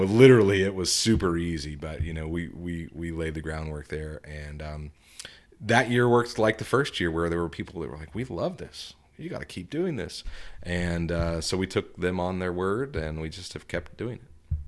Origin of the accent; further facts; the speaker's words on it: Tulsa, Oklahoma, United States; now in Fayetteville, United States; I'm from Tulsa